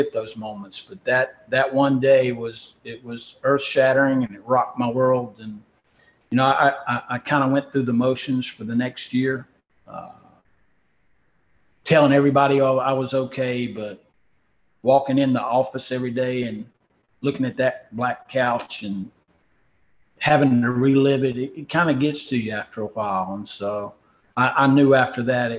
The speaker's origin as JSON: {"language": "English", "town": "Winston-Salem", "region": "North Carolina", "country": "United States", "tie": "born or raised there", "said": "Now I'm doing it in my hometown at Wake Forest in the ACC"}